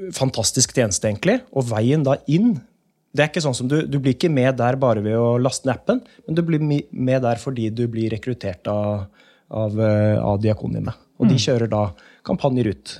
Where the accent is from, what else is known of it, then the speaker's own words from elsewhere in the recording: Asker, Akershus, Norway; also born or lived in Gamle Oslo, Oslo; now in Oslo, Norway; Aske kommune, for det er der jeg er fra